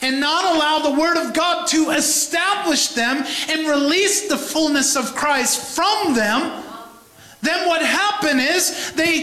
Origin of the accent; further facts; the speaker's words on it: New York, United States; a New Yorker